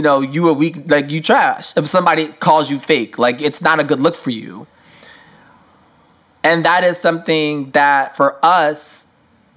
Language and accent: English; New York, United States; as a New Yorker